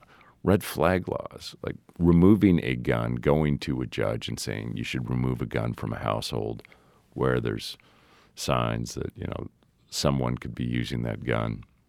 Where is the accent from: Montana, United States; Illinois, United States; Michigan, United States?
Montana, United States; Helena; It was probably a little bit harder to do that test in New York than it was in Helena, Montana, when I was being raised.